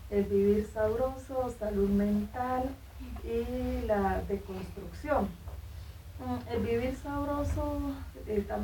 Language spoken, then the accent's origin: Spanish; Guachené, Cauca, Colombia; mujer de Guachiné, norte del Cauca